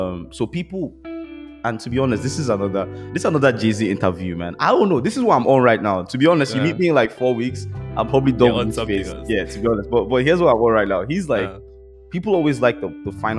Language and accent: English; Nigeria; I'm Nigerian